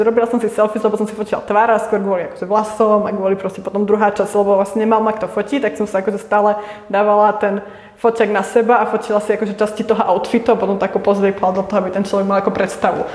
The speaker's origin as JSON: {"language": "Slovak", "town": "Prievidza", "region": "Trenčín Region", "country": "Slovakia", "also_born_or_lived": "Bratislava", "moved": "as an adult", "lives_now": "Prague, Czech Republic", "said": "u nás v Prievidzi"}